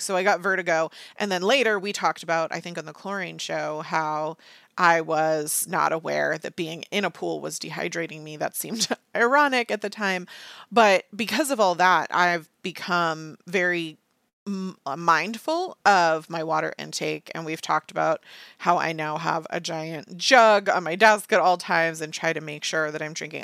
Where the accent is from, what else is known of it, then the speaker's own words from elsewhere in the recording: United States; I'm an American.